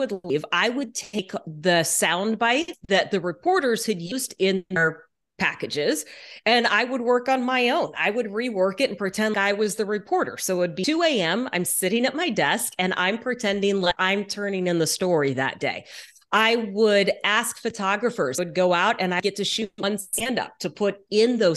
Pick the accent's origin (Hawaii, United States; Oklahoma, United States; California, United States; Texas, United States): Texas, United States; moved away as an adult; also born or lived in Louisiana; now in Seattle, United States; I was born in Louisiana, grew up mostly in Texas. My family is still in Houston, but I have lived in Seattle for more than 22 years now